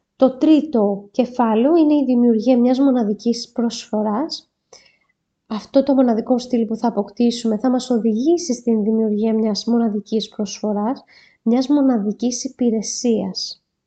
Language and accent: Greek; Greece; σαν Έλληνες